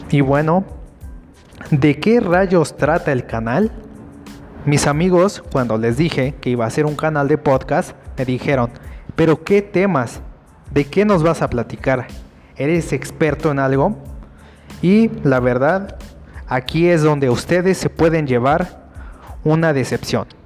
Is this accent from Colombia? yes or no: no; Mexico; now in Mexico City, Mexico; Yo, bueno, soy chilango, yo nací fuera, pero me vine a vivir a la Ciudad de México, debido a que aquí hay mejor educación y mejores oportunidades de empleo.